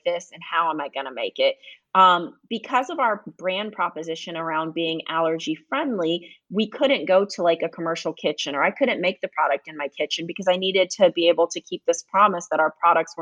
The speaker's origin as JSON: {"language": "English", "town": "Fayetteville", "region": "North Carolina", "country": "United States", "tie": "born or raised there", "said": "I grew up in Fayetteville or Fort Bragg, North Carolina"}